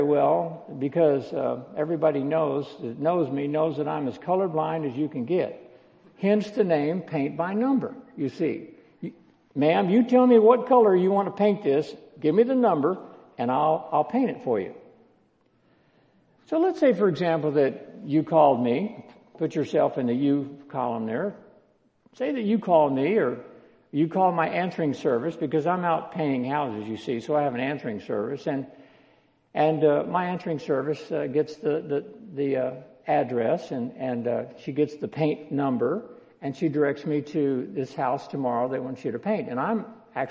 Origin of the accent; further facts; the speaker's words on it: Texas, United States; I'm a Texan